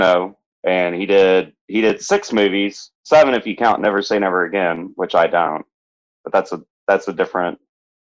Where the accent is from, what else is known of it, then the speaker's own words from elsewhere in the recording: Scotland, United Kingdom; I'm Scottish.